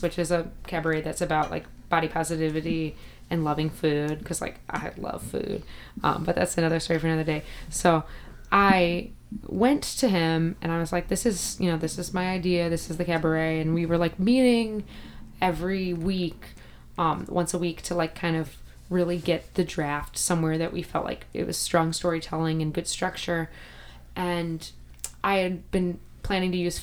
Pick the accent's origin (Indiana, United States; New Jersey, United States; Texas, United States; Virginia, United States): Indiana, United States; Northwest; now in Chicago, United States; I'm from Northwest Indiana, so I'm only an hour from Chicago